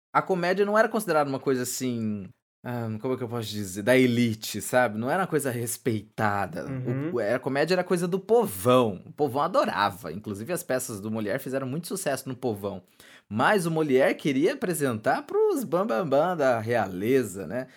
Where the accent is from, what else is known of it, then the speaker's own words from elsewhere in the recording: Brazil; a gente, a gente não pesquisa, cara, enquanto, enquanto brasileiro